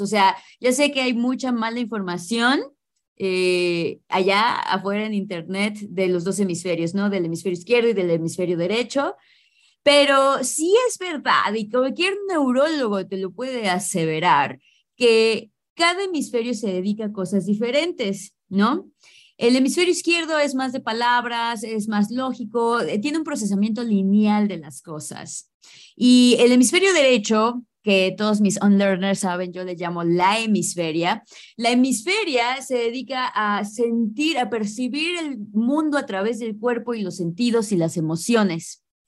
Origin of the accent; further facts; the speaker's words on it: Mexico; first language English; soy mexicana